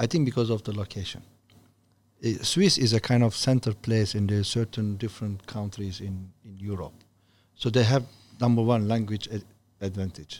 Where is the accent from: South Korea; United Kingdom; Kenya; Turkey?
Turkey; English is a second language; moved away as an adult; now in China; I'm from Turkey